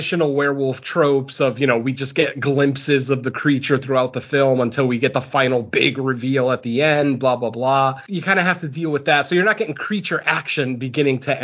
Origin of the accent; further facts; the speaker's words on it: Connecticut, United States; also born or lived in Southern California; now in California, United States; I am originally from Connecticut. I currently live in California